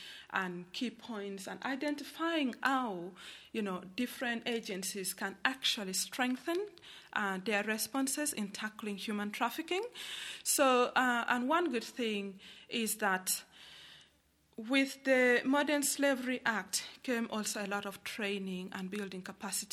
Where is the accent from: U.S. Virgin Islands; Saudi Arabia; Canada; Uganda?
Uganda; moved away as an adult; I come from Uganda, and I was born, and I grew up, and I got married in a war-torn region